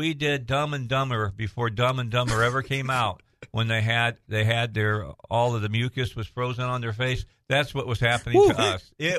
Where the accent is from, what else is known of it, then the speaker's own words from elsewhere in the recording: around Chicago, Illinois, United States; moved away; also born or lived in Grand Forks, North Dakota / Indiana; I was born and raised around Chicago, just about 30 miles outside the city limits